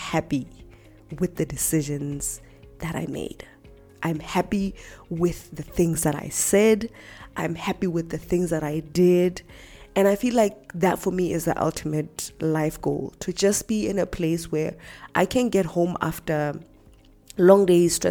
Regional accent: Lesotho; born and bred in Lesotho

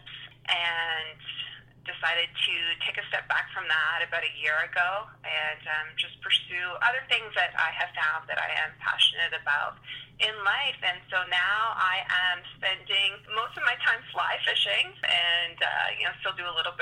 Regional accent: New Brunswick, Canada; also born or lived in Ontario; Well, I am from New Brunswick and born in Ontario, but pretty much have spent the majority of my life in New Brunswick.

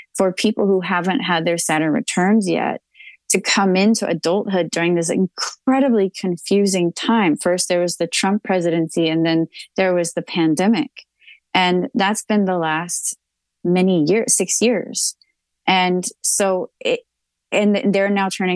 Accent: Texas, United States; I'm a Texan

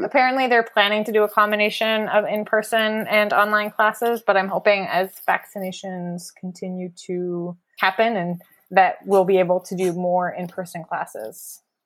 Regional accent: Cambridge, Ontario, Canada; moved away as an adult; also born or lived in Amsterdam; now in Winnipeg, Canada; I'm originally from Cambridge, which is about forty-five minutes outside of Toronto.

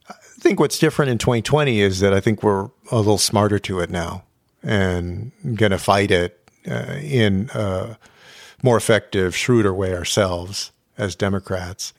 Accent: San Antonio, Texas, United States; my hometown

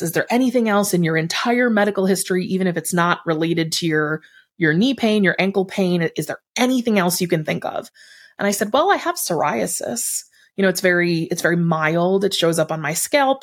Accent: Buffalo, New York, United States; I grew up in Buffalo.

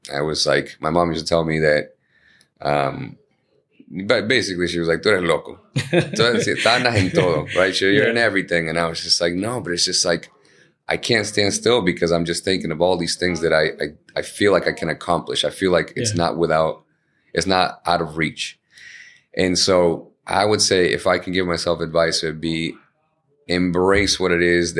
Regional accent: Chelsea, Massachusetts, United States; English is a second language; we grew up in Chelsea

